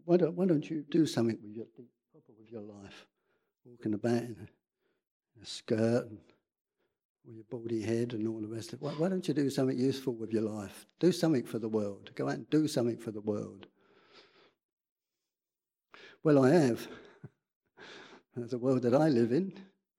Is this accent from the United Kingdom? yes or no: yes; Edmonton, London, United Kingdom; Because I was born in England, North London, highly salubrious North London. Edmonton.